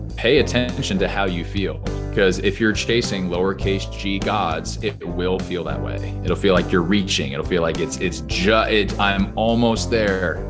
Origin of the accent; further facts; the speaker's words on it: Orange County, California, United States; moved away as an adult; also born or lived in Los Angeles, California; now in Nashville, United States; I obviously live in Nashville, Tennessee today, but I grew up in Orange County, California